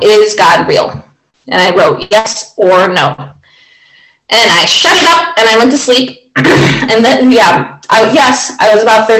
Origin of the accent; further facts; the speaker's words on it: Rome, Pennsylvania, United States; I am from Rome, Pennsylvania.